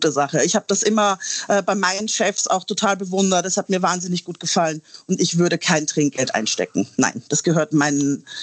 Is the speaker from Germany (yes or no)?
no; Austria; moved away; Ich komme ja ursprünglich aus Österreich und habe dort tatsächlich meinen ersten Gastrojob gehabt